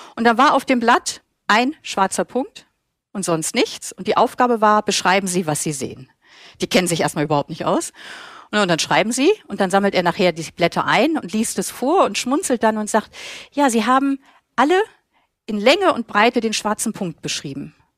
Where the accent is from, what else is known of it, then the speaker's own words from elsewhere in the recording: Germany; now in Vienna, Austria; ich als Deutsche in Österreich lebe